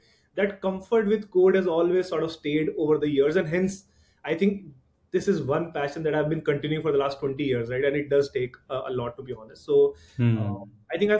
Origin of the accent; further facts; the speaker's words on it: Delhi, India; born and brought up in Delhi